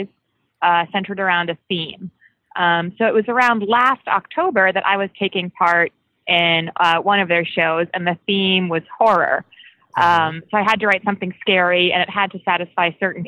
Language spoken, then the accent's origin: English; Phoenix, Arizona, United States; I am from Phoenix.